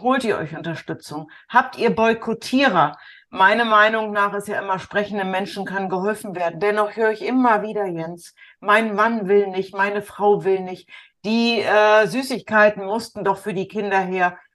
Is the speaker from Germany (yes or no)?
yes; the North, Northern Germany, Germany; bei uns im Norden